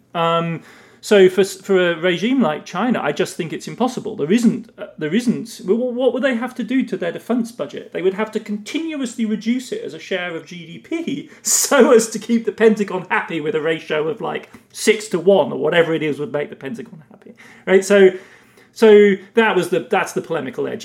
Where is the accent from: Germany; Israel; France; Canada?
Germany; accent: British; moved away as an adult; also born or lived in England; now in United States; growing up in West Germany, as I did in the 70s and 80s